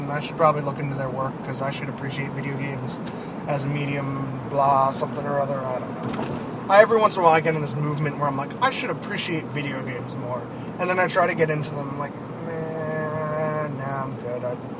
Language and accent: English; Boston, Massachusetts, United States; Because we're from Boston.